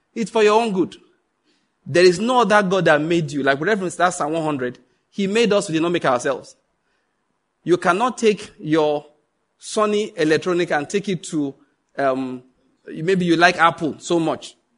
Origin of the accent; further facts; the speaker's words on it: Nigeria; I'm a white man trapped in the Nigerian skin.